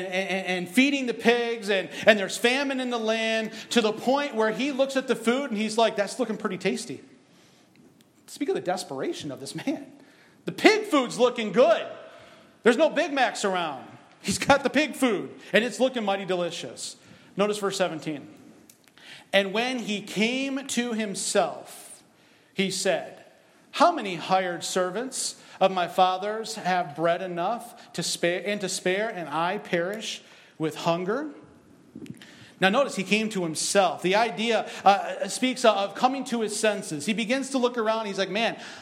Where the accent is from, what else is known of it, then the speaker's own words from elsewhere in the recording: Michigan, United States; I'm from Michigan.